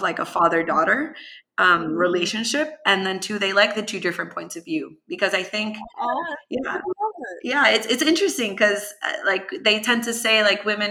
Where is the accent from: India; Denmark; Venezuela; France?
Venezuela; now in United States; I am originally from Venezuela